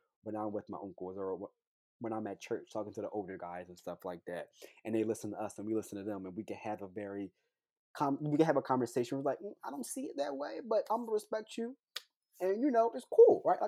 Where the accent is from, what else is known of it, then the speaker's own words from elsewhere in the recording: Philadelphia, Pennsylvania, United States; I'm from Philadelphia, Pennsylvania, born and raised here